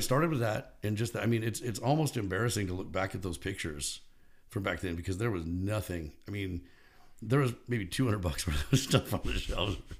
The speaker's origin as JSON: {"language": "English", "town": "Bakersfield", "region": "California", "country": "United States", "tie": "born or raised there", "said": "I grew up in Bakersfield"}